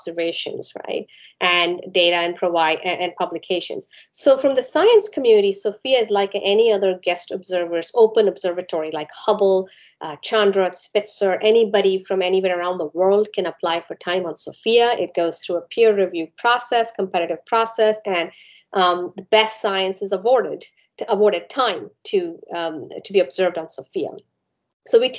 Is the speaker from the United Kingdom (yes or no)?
no; India; now in United States; I grew up in India, so you know, I went to school there